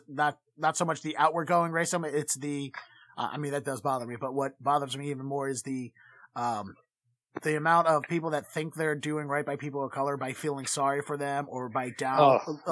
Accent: Baltimore, Maryland, United States; now in Boston, United States; I grew up in Baltimore

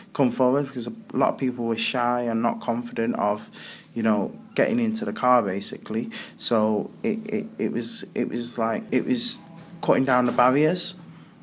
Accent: Altrincham, North West England, United Kingdom; I'm from Altrincham in Manchester.

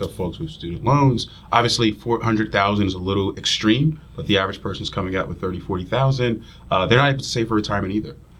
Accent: New Jersey, United States; moved away as an adult; also born or lived in Union Township, New Jersey; now in Philadelphia, United States; I'm from North Jersey as well

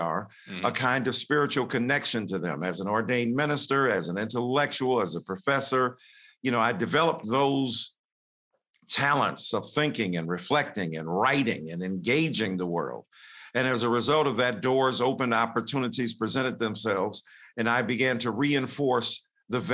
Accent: Detroit, Michigan, United States; I'm in a segregated school, even though I'm living up north in Detroit

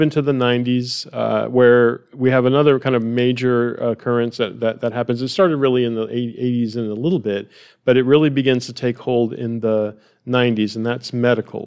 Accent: United States; I'm an American

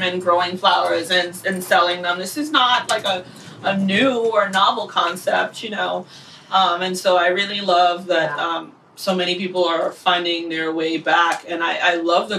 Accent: New York, United States; a family friend that I grew up with in New York

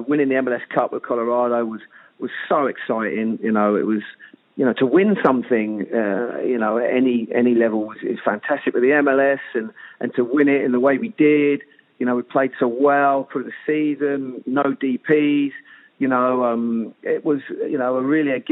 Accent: England, United Kingdom; I'm English

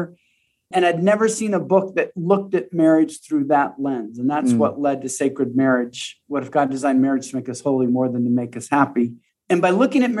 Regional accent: Pacific Northwest, Washington, United States; moved away as an adult; also born or lived in Texas; now in Colorado, United States; I grew up in the Pacific Northwest, just spent a decade in Texas, and very recently just moved to Colorado

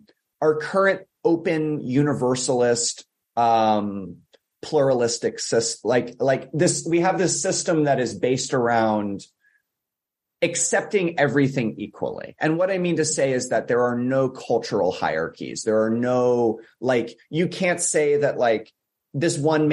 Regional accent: United States; I'm speaking as an American here

